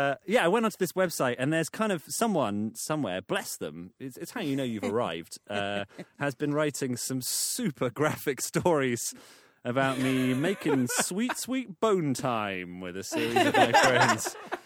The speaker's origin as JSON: {"language": "English", "region": "England", "country": "United Kingdom", "said": "I am quintessentially English."}